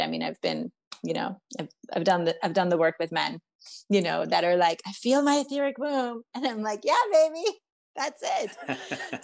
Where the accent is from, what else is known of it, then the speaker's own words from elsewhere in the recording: Iran; now in United States; growing up in Iran